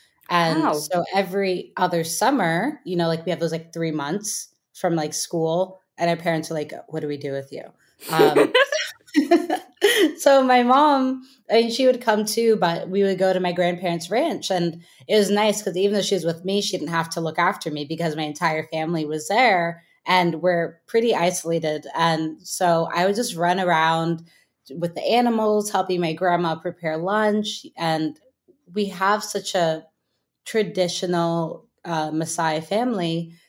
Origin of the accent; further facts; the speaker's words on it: the Bay Area, California, United States; I grew up in the Bay, and there was a cooking camp. It was like in some house in Berkeley.